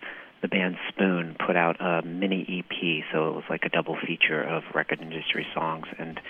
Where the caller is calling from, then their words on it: San Francisco, California, United States; I'm calling from San Francisco, and I'm calling a little late on this one